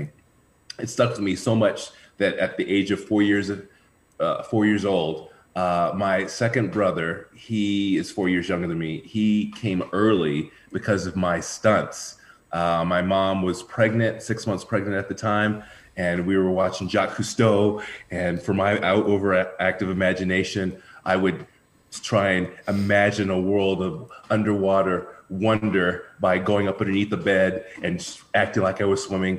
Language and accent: English; Houston, Texas, United States; I grew up in Houston, Texas, and I'm the oldest of three brothers.